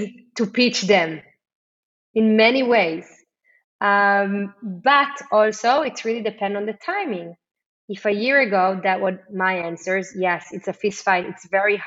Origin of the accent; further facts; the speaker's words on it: Israel; growing up in Israel and being an Israeli